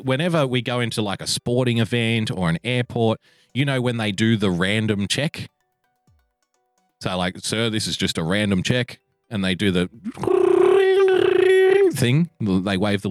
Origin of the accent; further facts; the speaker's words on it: Australia; I love being an Australian